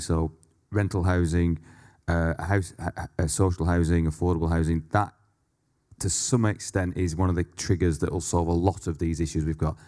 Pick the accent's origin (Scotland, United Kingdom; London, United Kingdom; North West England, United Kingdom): North West England, United Kingdom; Leigh; I grew up in a, uh, mining town called Lee, which is fifteen miles west of Manchester.